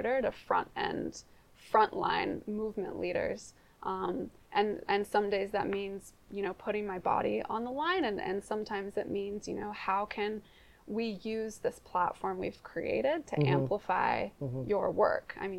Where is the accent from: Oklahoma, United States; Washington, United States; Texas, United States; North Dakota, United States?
Washington, United States; Seattle; moved away as an adult; also born or lived in New Zealand; I grew up in Ballard